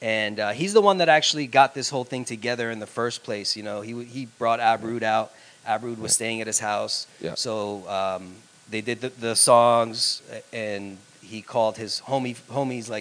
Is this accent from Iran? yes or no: yes; Iran; moved away; I'm from Iran originally